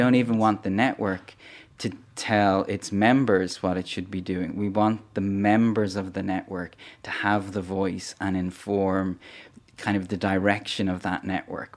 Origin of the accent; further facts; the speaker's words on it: Dublin, Leinster, Ireland; also born or lived in northern Cameroon; I'm from Dublin in Ireland, and that's where the, the foundation is based as well